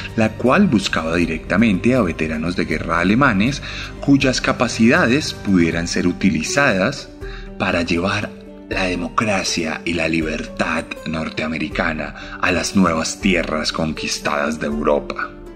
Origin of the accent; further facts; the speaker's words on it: Colombia; Como colombiano